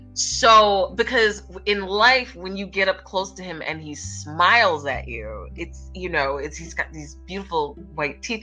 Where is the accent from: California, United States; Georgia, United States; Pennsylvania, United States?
Pennsylvania, United States; Philadelphia; my hometown and just kind of chilling with the Philly people.